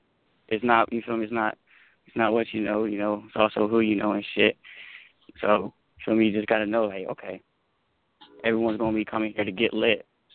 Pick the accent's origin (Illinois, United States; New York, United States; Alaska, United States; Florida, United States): Florida, United States; I'm a Florida nigga, so I'm pretty sure I'm still a Florida nigga.